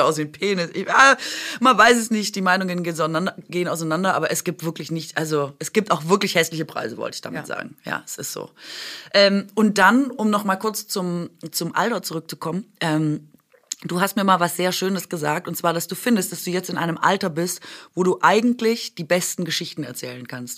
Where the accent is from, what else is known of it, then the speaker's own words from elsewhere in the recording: Swabia, Germany; ich bin doch Schwäbin